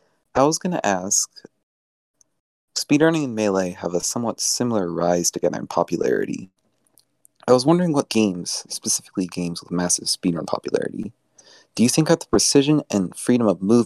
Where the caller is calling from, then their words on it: Northern Kentucky, United States; I'm calling in from Northern Kentucky